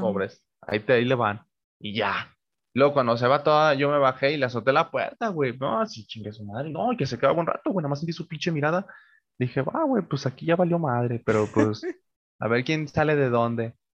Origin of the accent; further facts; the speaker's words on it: Mexico; los que somos de México